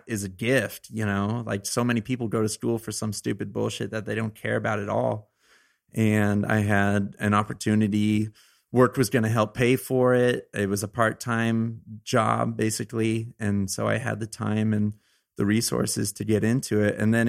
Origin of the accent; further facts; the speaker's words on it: Arroyo Grande, California, United States; Arroyo Grande, California. It's okay. Like, right by San Luis Obispo, which is a little bit north of Santa Barbara, the central coast of California, which is a great area to be a kid.